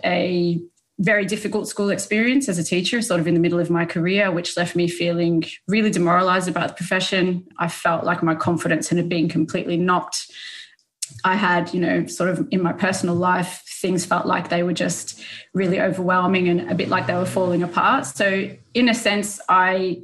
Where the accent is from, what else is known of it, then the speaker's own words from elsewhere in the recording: Melbourne, Victoria, Australia; I grew up in Australia, so I'm originally from Melbourne